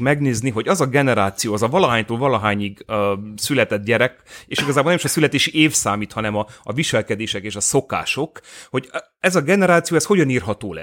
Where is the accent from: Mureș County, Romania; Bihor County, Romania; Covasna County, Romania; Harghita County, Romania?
Mureș County, Romania; Târgu Mureș; én Marosvásárhelyi vagyok, értelemszerűen bolyéban végeztem